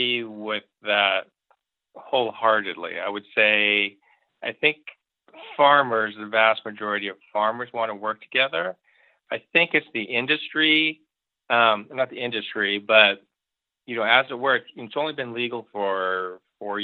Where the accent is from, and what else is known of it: Eastern Oregon, United States; born or raised there